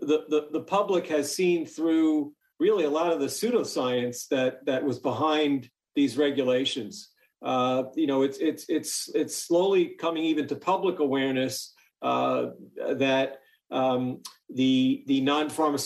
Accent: New York, United States; I grew up in New York

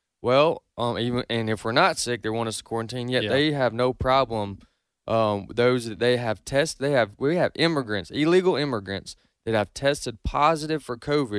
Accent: United States; born there; I'm not an American because I'm white. I'm an American because I was born in America.

